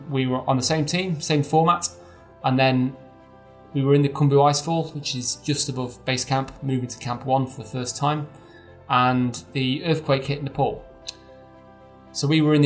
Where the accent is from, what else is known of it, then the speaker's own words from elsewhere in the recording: near Chester, North West England, United Kingdom; I was brought up near Chester.